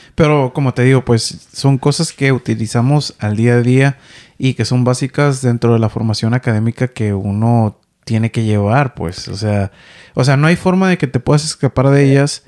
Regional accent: Ensenada, Baja California, Mexico; moved away as an adult; now in Vancouver, Canada; yo soy de Ensenada, Baja California, ¿no? De allá del norte, norte, oeste de México

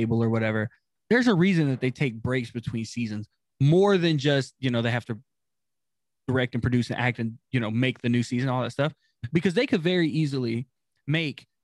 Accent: Texas, United States; I grew up in Texas

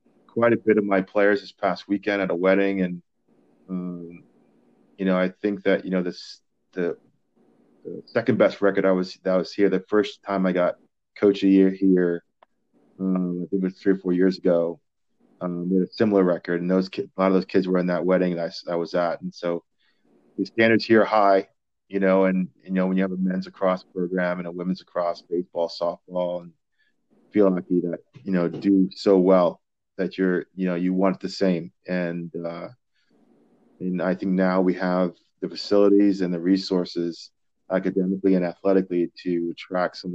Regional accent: Maryland, United States; now in Clermont, United States; Salisbury or Maryland was my home state

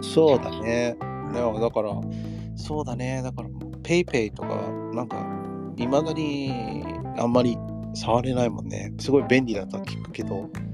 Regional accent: Los Angeles, California, United States; moved away as an adult; now in Japan; 僕らアメリカ人

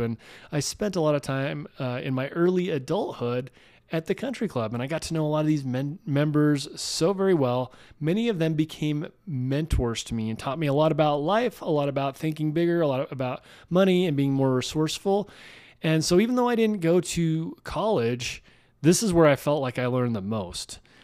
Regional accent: Salt Lake City, Utah, United States; I grew up in Salt Lake City

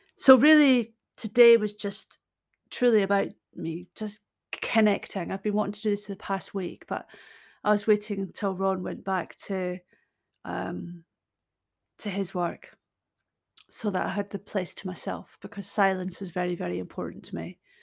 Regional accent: Scotland, United Kingdom; I'm Scottish. I'm a storyteller

